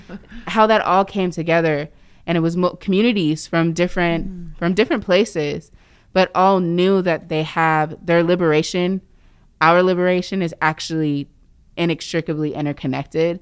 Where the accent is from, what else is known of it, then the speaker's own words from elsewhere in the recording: Indiana, United States; now in Seattle, United States; where I grew up in Indiana